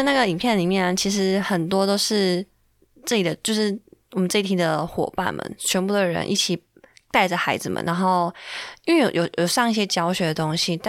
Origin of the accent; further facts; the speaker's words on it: Taiwan; 然后知道我们是台湾来的，哦，